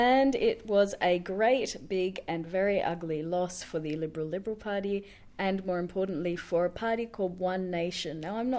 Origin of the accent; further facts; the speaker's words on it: Western Australia, Australia; my home state of West Australia.